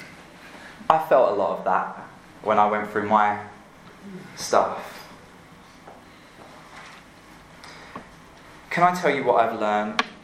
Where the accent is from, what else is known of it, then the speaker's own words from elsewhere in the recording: London, United Kingdom; moved away as an adult; now in Louisville, United States; I'm from England, and I live here now